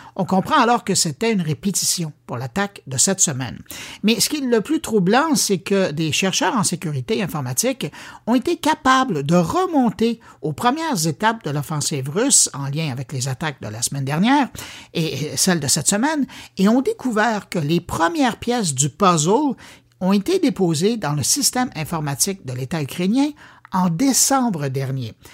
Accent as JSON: {"language": "French", "region": "Quebec", "country": "Canada", "said": "par chez nous à Québec"}